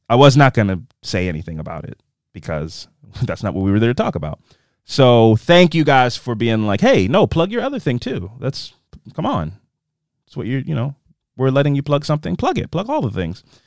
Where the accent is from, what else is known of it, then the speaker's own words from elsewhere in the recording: Las Vegas, Nevada, United States; I grew up in Vegas at a very diverse high school